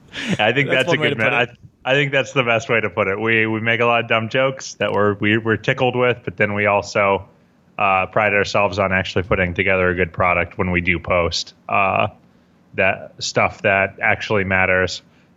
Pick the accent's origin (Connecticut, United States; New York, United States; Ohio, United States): Ohio, United States; Columbus; I'm from Columbus originally.